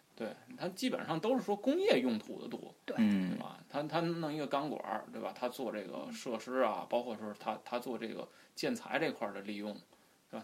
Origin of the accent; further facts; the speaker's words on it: Tianjin, China; 因为我所涉及的这个港口主要是咱天津港，因为毕竟我是这个土生土长的天津人